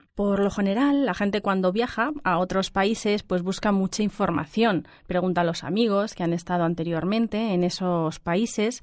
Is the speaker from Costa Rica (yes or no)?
no; Beijing, China; Spanish is a second language; moved away as an adult; now in Spain; De Pekín, soy de Pekín